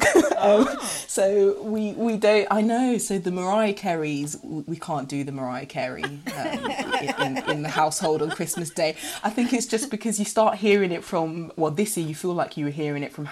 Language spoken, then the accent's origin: English; Ghana; I'm from Ghana